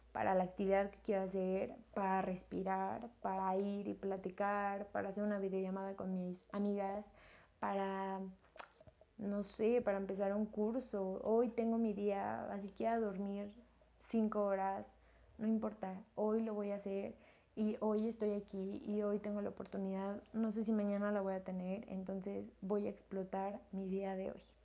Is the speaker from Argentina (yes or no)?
no; Mexico; yo soy mexicana